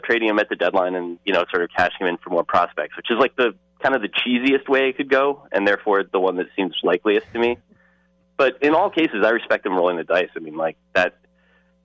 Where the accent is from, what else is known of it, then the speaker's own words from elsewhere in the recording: United States; my right as an American